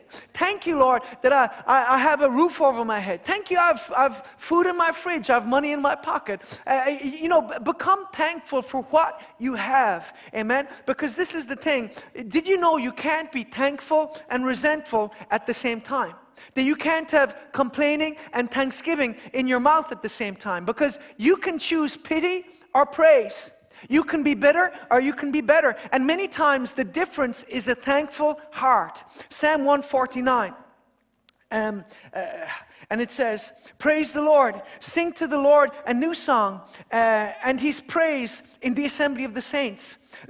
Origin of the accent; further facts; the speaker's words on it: Kerry, Munster, Ireland; moved away as an adult; now in Dublin, Ireland; even though I'm from Kerry.